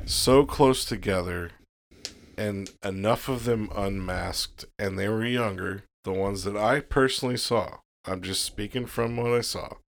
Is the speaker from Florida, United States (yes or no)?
yes; Florida, United States; I was born in Florida